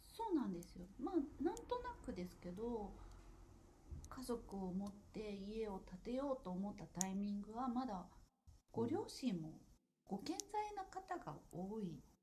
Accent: Yokohama, Kanagawa, Japan; 私横浜出身なんですけど

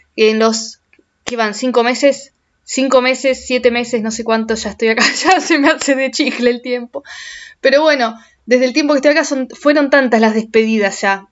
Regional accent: Argentina; moved away as an adult; los argentinos somos querendones, los argentinos somos, somos de aferrarnos a la gente

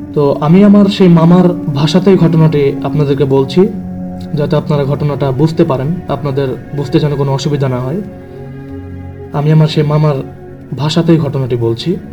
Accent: Mirpur, Khulna Division, Bangladesh; now in Dhaka, Bangladesh; আমি ঢাকাতে স্থানীয় না আমার গ্রামের বাসা হচ্ছে কুষ্টিয়া জেলাতে কুষ্টিয়া জেলার মিরপুর

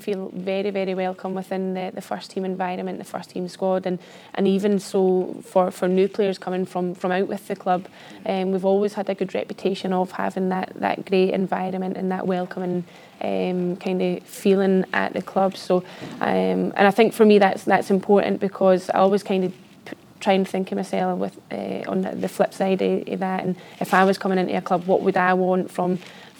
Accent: the Borders, Scotland, United Kingdom; I come from the Borders, a small village in the Borders, and I was the only girl that played football down there

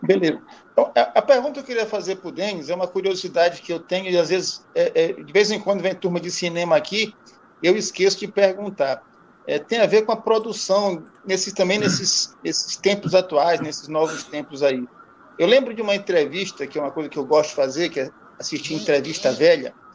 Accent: São Luís, Maranhão, Brazil; born or raised there

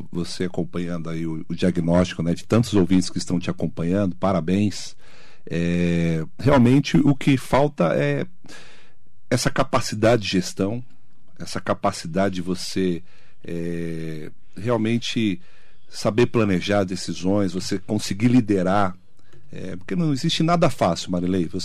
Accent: Poá, São Paulo, Brazil; a gente é, lá de Poá

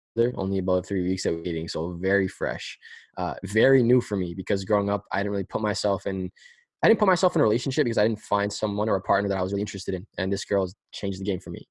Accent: Pickering, Ontario, Canada; we're from Pickering

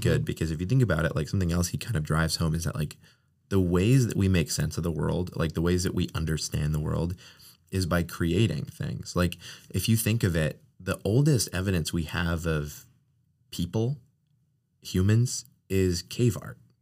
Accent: New England, United States; moved away; I'm from New England

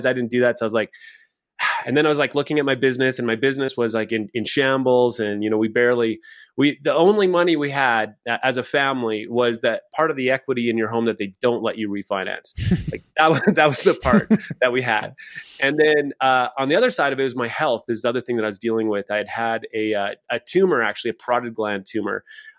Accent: Saskatchewan, Canada; now in Calgary, Canada; I live in Calgary, Alberta, Canada. I came from Saskatchewan. This is as far as I've made it, just one province over.

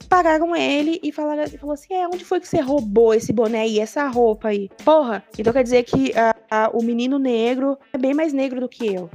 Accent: São Paulo, Brazil; eu sou do centro de São Paulo, então andando na Sé

